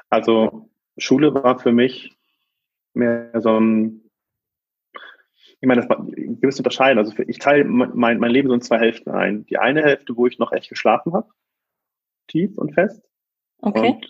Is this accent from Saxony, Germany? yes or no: no; Hamburg, Germany; wir sind äh, aufgewachsen im Vorort von Hamburg ähm, in einem kleinen Einfamilienhaus mit einem schönen Garten